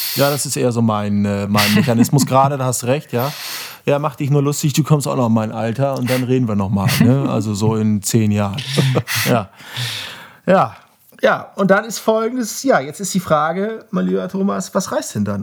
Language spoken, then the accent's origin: German; Bremen, Germany; Ich bin in dieser Stadt geboren und ich mag Werder Bremen